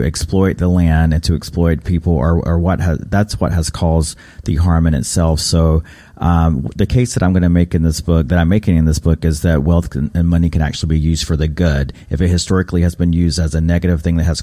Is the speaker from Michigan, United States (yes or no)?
no; Raleigh, North Carolina, United States; growing up in North Carolina, my identity as a Native has always been quite complicated. We didn't have these types of practices in my home in Raleigh